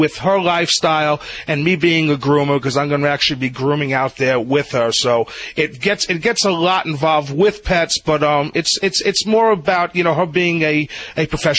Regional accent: New Jersey, United States; moved away; I come from Sopranos land in New Jersey, literally.

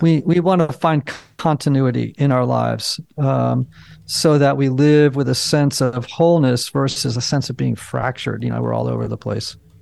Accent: Greenwich, Connecticut, United States; I grew up in Greenwich, Connecticut

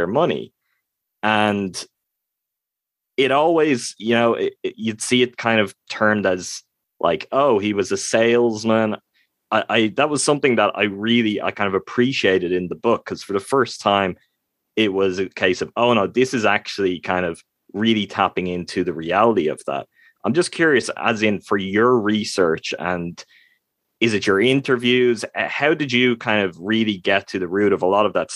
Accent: Ireland; I'm from Ireland, so I'm a European.

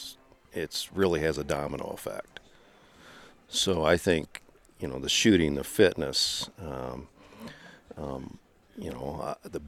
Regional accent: Manchester, Michigan, United States; I'm from Manchester, Michigan

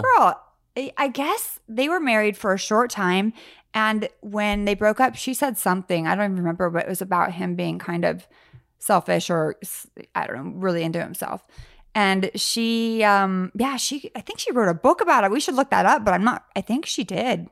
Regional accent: Sacramento, California, United States; also born or lived in San Francisco; I grew up kind of, I was Sacramento, San Francisco

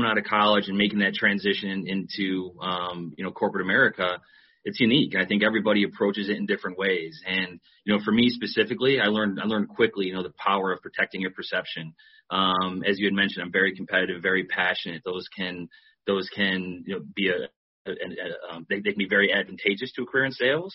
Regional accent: New York, United States; growing up in New York and coming from an Italian heritage

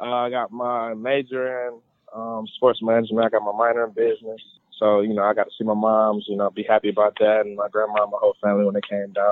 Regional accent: Detroit, Michigan, United States; moved away as an adult; now in Florida, United States; growing up in Michigan

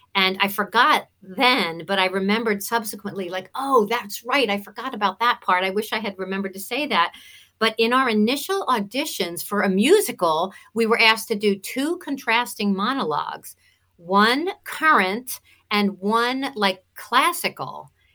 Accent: Cinnaminson, New Jersey, United States; accent: Jersey twang; also born or lived in Atlanta, Georgia; I was born and raised in South Jersey.

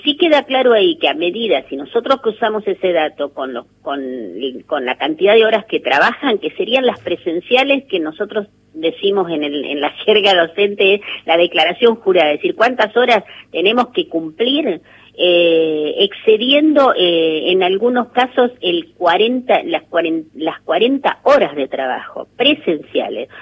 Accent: La Pampa, Argentina; soy de La Pampa

